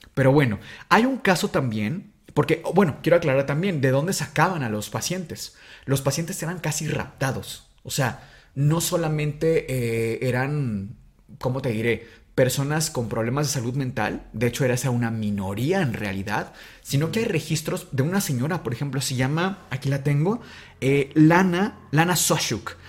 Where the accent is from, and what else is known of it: Mexico